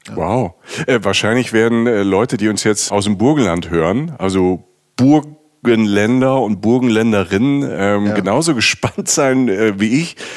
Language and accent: German; Rhineland-Palatinate, Germany; moved away; aus der Pfalz, aus der Südpfalz, wo ich herkomme